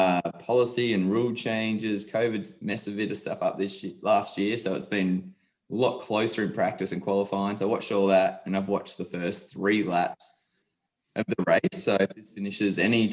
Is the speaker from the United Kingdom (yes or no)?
no; Sunshine Coast, Queensland, Australia; we're from Sunshine Coast, Queensland, so just north of Brisbane.